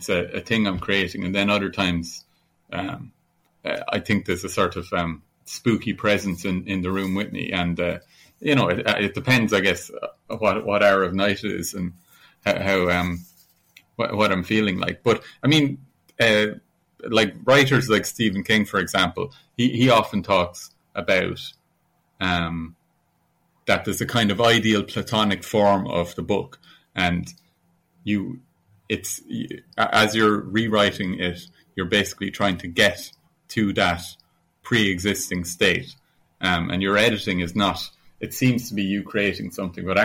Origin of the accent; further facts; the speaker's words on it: Ireland; also born or lived in Italy; a school kid growing up in Ireland.